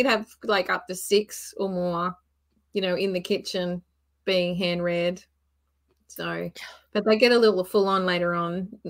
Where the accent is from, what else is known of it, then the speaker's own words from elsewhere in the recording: Queensland, Australia; now in Victoria, Australia; I'm originally from Queensland, which is at the top end of Australia, the other end on the east coast. But I'm now found myself in Mexico down here